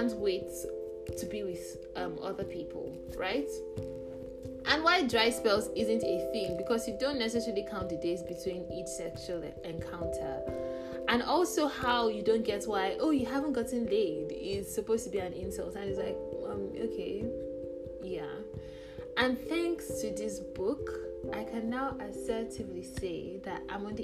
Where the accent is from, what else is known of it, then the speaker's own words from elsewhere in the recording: Nigeria; As a Nigerian